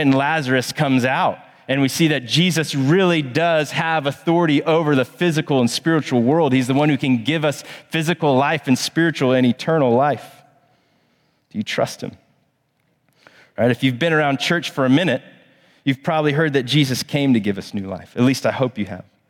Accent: Plano, Texas, United States; now in Charlotte, United States; I grew up in Plano, Texas.

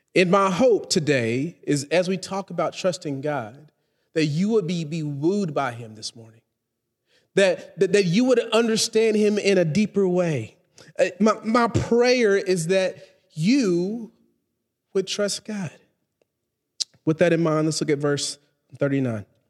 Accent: Texas, United States; now in Charlotte, United States; I'm, I'm from Texas

